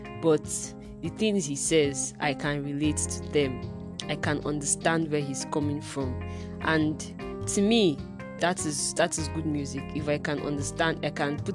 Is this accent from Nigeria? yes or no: yes; Nigeria; Being an African that lives in Africa, being a Nigerian that lives in Nigeria, having never left the country